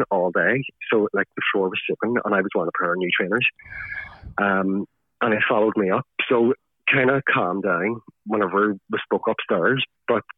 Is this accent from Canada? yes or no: no; Belfast, Northern Ireland, United Kingdom; I'm from Belfast